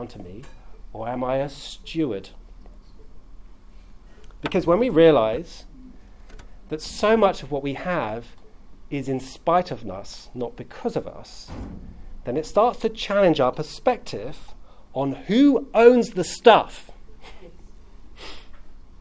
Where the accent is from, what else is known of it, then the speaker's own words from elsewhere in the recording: South East England, United Kingdom; now in London, United Kingdom; I grew up in Southeast England, which is a prosperous place, relative.